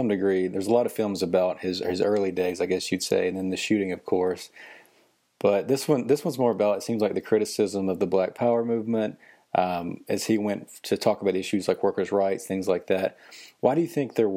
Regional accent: the South, United States; I'm a Southerner.

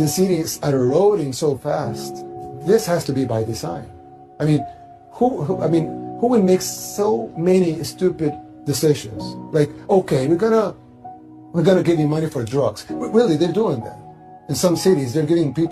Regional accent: El Salvador

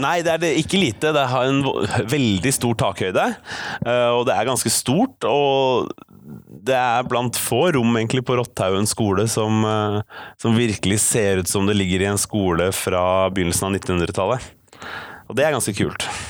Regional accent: Oslo, Norway; also born or lived in Bærum; now in Bergen, Norway; jeg er oppvokst i Bærum og Oslo. Eh, østlending i Bergen, med andre ord

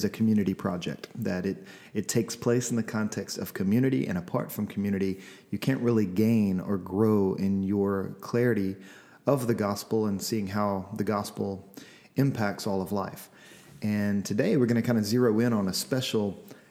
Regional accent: Louisiana, United States; now in Seattle, United States; I'm from Louisiana.

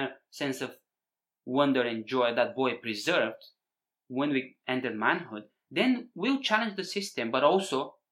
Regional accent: Bulgaria; moved away; growing up in Bulgaria, you know, post-communist Bulgaria

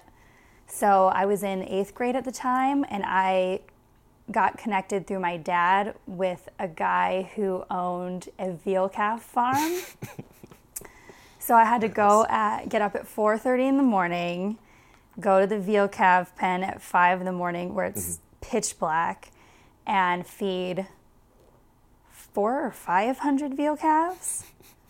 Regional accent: Wisconsin, United States; I was from Wisconsin.

